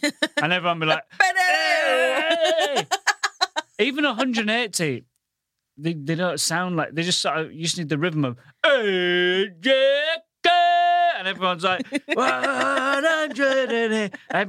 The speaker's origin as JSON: {"language": "English", "town": "Goole", "region": "Yorkshire and the Humber", "country": "United Kingdom", "moved": "as an adult", "lives_now": "London, United Kingdom", "said": "I come from the northern town of Goole."}